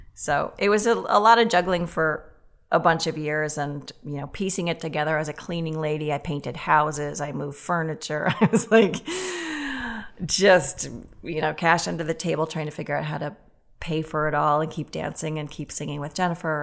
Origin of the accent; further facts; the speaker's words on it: Boston, Massachusetts, United States; moved away as an adult; also born or lived in Weston, Massachusetts / Los Angeles / New York; now in Minneapolis, United States; grew up in Weston till, till junior high